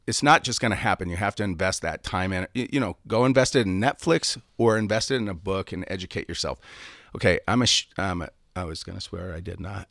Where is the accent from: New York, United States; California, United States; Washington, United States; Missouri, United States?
Washington, United States; Seattle; moved away; also born or lived in San Diego; I'm from Seattle, so moved to San Diego